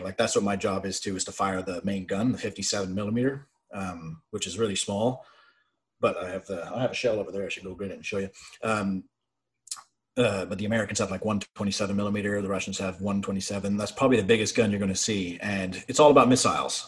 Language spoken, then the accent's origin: English; Brockville, Ontario, Canada; also born or lived in Ottawa; the Armory in Brockville, my hometown, happened to be hiring